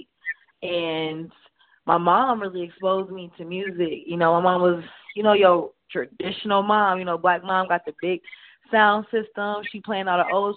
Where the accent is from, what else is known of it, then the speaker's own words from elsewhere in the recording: Canton, Ohio, United States; moved away as an adult; now in Georgia, United States; I'm from Canton, Ohio, Hall of Fame City.